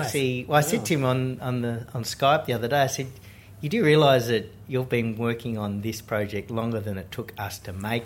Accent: Australia; being an Australian filmmaker

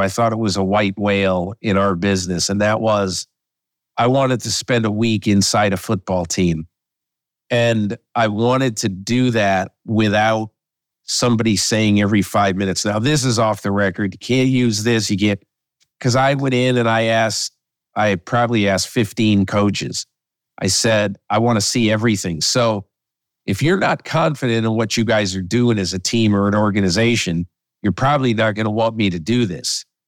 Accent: Connecticut, United States; when I was a kid in the sixties growing up in Connecticut

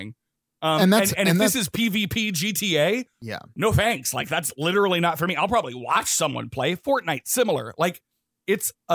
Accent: the South, United States; growing up in the South.

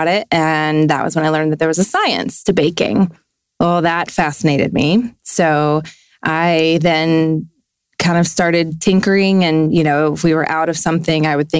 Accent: Fort Worth, Texas, United States; I was born in Fort Worth, Texas. To two wonderful parents. I am one of three children, the middle kid

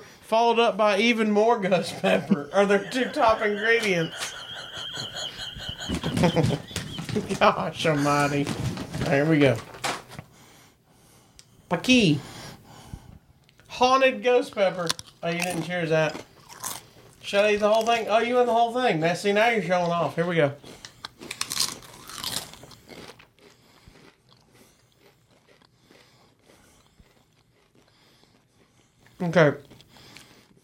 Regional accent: Chicago, Illinois, United States; I'm from Chicago.

